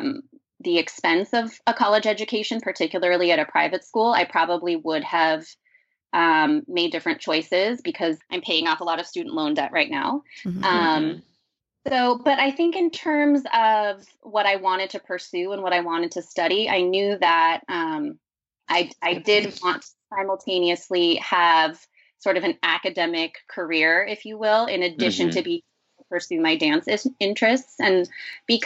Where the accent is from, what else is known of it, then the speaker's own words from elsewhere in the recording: Los Angeles, California, United States; I'm from Los Angeles originally.